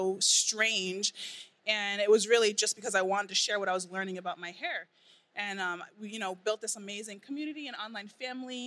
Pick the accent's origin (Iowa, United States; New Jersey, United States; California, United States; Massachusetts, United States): Massachusetts, United States; Boston; moved away as an adult; also born or lived in Baltimore; I grew up in Boston.